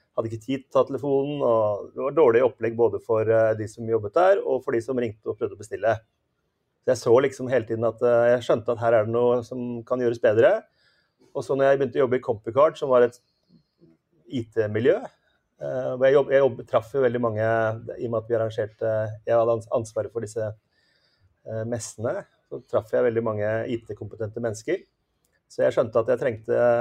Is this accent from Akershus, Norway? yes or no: yes; Asker, Akershus, Norway; Når vi vokste opp i Asker